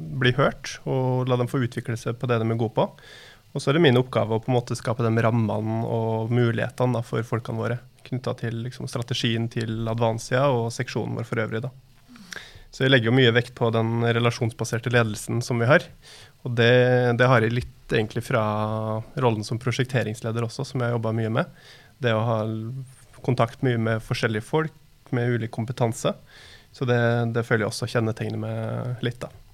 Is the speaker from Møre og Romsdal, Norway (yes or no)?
yes; Molde, Møre og Romsdal, Norway; moved away as an adult; now in Oslo, Norway; Så kommer jeg fra Molde og bor, har bodd i Oslo da, de siste 15 årene.